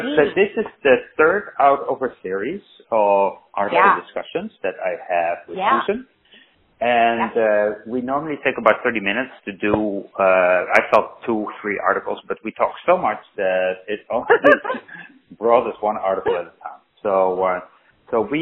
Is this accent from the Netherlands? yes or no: yes; Netherlands; now in Kansas, United States; I'm not from Kansas. I'm from Holland.